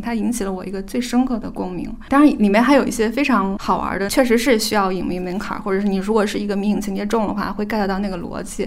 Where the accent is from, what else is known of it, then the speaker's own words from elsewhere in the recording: China; 我们作为中国人